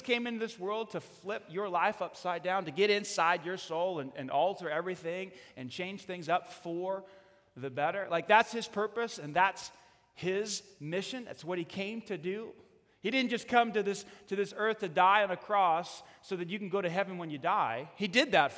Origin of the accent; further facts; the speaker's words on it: New York, United States; I'm from New York